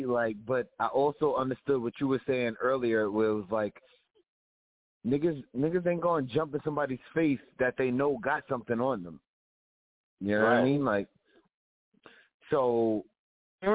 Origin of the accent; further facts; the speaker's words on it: New York City, New York, United States; I'm from New York. I'm from Queens.